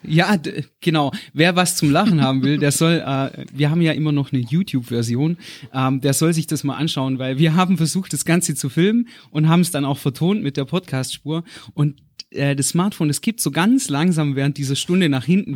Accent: Black Forest, Baden-Württemberg, Germany; ich bin im Schwarzwald aufgewachsen bei meiner Oma

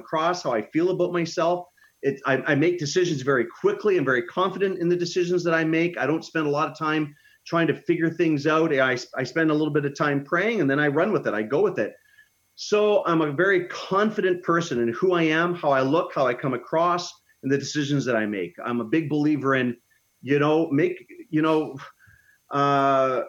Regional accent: Canada; I love my home country, but I live in a very northern climate, and our food is pretty selective here

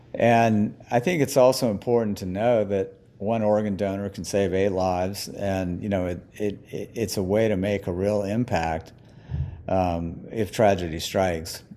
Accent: New Orleans, Louisiana, United States; moved away; also born or lived in California; I'm from New Orleans and I moved back from California there. I was gone for 27 years or so

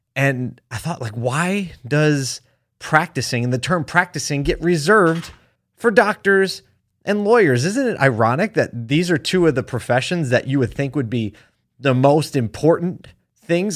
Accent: Philadelphia, Pennsylvania, United States; moved away; my hometown

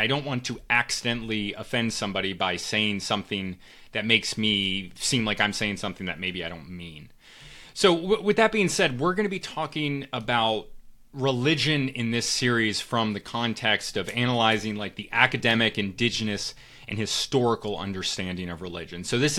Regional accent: Connecticut, United States; I'm also from the Northeast, and I moved around quite a bit as a kid, but a lot of time in Connecticut, so I grew up around a lot of Jewish people.

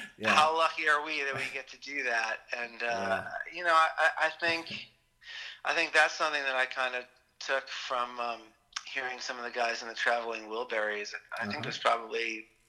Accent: Boston suburbs, Massachusetts, United States; as a kid growing up in the Boston suburbs

